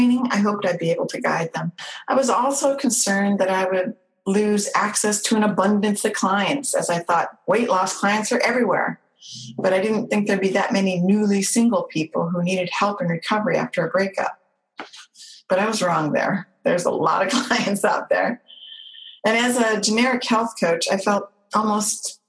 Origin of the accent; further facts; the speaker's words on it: Orange County, California, United States; moved away as an adult; my hometown, Orange County, California